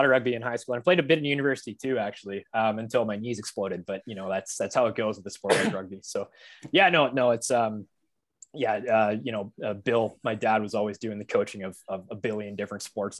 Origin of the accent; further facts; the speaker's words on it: Medicine Hat, Alberta, Canada; I remember growing up in Medicine Hat. It was, you know, I went to like Ross Glen Elementary School, Alexander Junior High School, and Medicine Hat High.